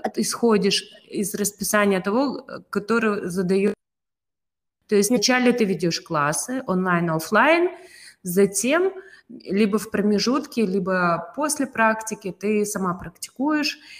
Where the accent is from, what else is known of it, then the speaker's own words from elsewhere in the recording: Kazakhstan; Из Казахстана я